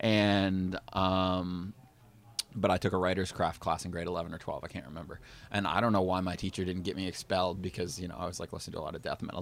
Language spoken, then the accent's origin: English; Kitchener, Ontario, Canada; moved away as an adult; now in Toronto, Canada; I grew up in Kitchener. I moved to Toronto, like, out by Humber five, five or six years ago